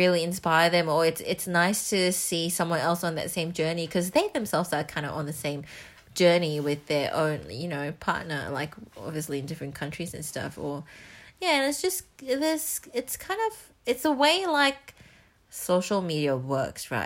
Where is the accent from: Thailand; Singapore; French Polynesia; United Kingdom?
Singapore; moved away as an adult; now in Melbourne, Australia; I grew up in Singapore.